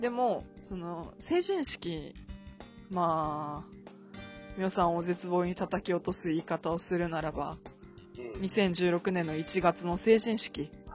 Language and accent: Japanese; Akita, Japan; moved away; 私が生まれ育った地域、まあ、秋田市ですね